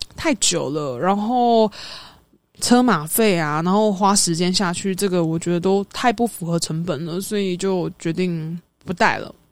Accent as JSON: {"language": "Chinese", "region": "Taipei", "country": "Taiwan", "said": "当时我住台，我是台北人"}